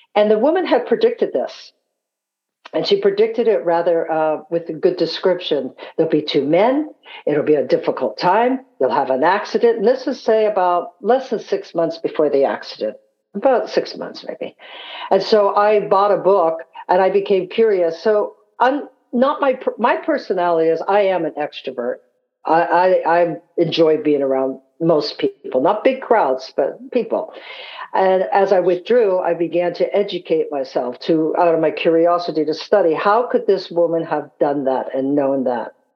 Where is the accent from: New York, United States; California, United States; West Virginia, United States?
California, United States; San Francisco; also born or lived in Scotland; growing up in San Francisco